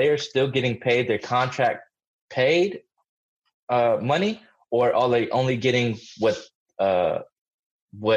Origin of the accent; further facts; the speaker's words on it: Massachusetts, United States; I was born in Massachusetts